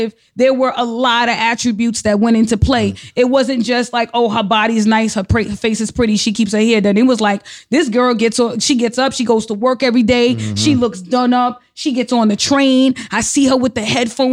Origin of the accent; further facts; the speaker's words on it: New York City, New York, United States; I grew up in the Bronx. I'm from the Bronx. I'm from Soundview